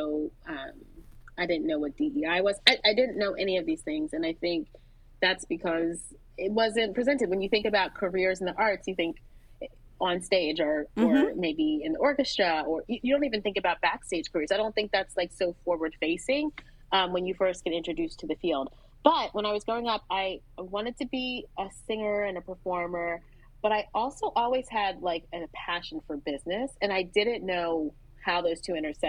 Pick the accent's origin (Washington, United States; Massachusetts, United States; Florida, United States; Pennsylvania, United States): Pennsylvania, United States; Philadelphia; I grew up in Philadelphia